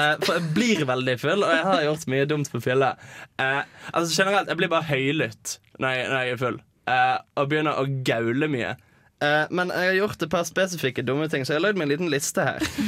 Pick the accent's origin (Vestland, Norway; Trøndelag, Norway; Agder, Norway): Vestland, Norway; Bergen; moved away; jeg er hjemme i Bergen